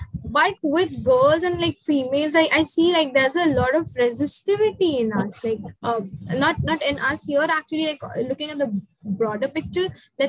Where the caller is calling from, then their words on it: India; like I am speaking from India